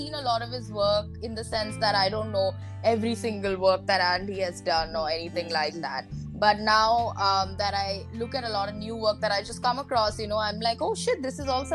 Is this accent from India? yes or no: yes; Mumbai, Maharashtra, India; I'm from Mumbai, India.